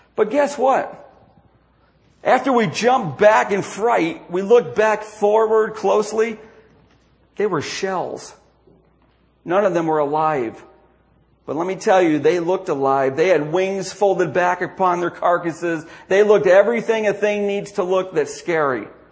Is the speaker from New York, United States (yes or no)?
yes; DeRidder, New York, United States; my hometown of DeRidder, New York